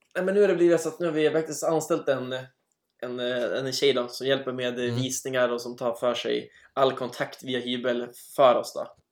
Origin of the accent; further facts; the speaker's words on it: Umeå, Västerbotten County, Sweden; now in Trondheim, Norway; i Umeå där jag är uppvuxen